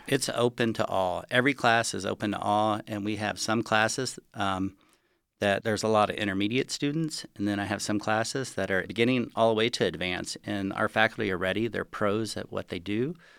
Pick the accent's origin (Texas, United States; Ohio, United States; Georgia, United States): Texas, United States; Galveston; now in Lake Tahoe, United States; I grew up in Galveston, Texas